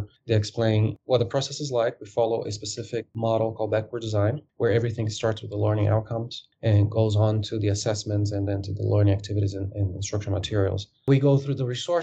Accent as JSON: {"language": "English", "country": "Brazil", "also_born_or_lived": "Dubai, United Arab Emirates", "moved": "as an adult", "lives_now": "United States", "said": "I am originally from Brazil. I worked at an airline in Brazil before in ticketing and ground operations while I was a student in college"}